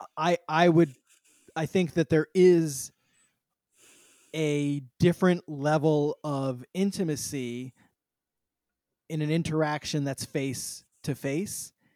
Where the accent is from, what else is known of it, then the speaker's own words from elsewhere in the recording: San Francisco, California, United States; I grew up in San Francisco during the very first dot